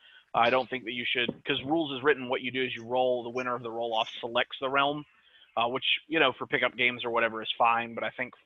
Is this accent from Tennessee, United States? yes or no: yes; Memphis, Tennessee, United States; Bro, I'm from Memphis, Tennessee.